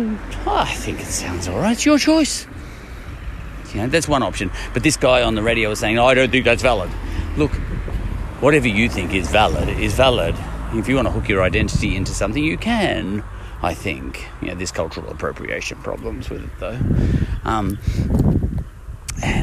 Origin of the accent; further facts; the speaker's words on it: Ireland; I'm an Irishman